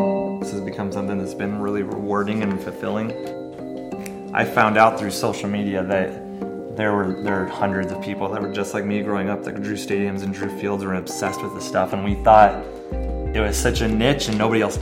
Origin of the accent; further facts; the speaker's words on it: Omaha, Nebraska, United States; I grew up down the street from Rosenblatt and then just being in Omaha